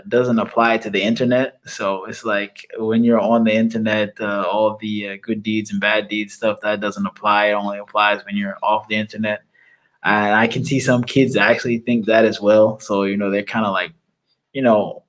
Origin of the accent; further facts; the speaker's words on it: United States; being an American